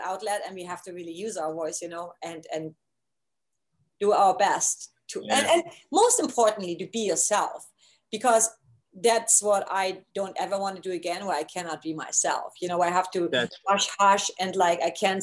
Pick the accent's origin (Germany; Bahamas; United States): Germany; East Germany; moved away; I grew up in East Germany